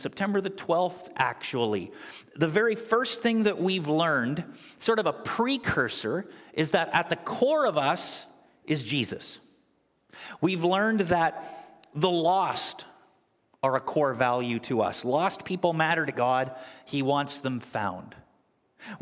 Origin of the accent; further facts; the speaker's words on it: Canada; now in United States; my family and I, most of you know that we're originally from Canada